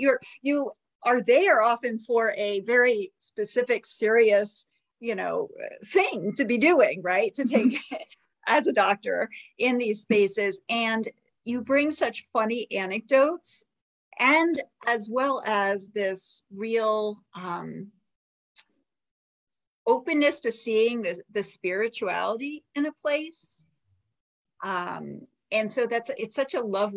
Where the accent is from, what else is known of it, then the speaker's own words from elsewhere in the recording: Avon, Connecticut, United States; we grew up in the same town. We grew up in Avon, Connecticut.